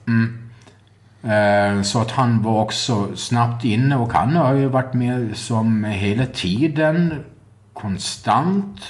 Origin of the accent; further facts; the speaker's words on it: Gotland, Sweden; jag är gotlänning